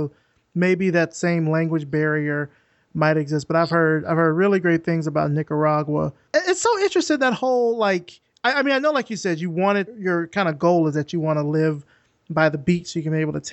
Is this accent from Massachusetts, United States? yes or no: no; Alabama, United States; moved away; I grew up in country, and so, like, we didn't have any beaches. We had... you know, maybe pools or stuff like that. I mean, I eventually ended up going to the beach when I got older and I moved away from Alabama